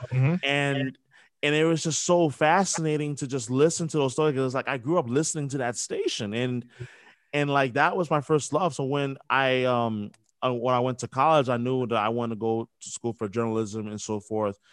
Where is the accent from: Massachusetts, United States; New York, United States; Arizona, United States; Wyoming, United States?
New York, United States; growing up in New York, like I had WFAN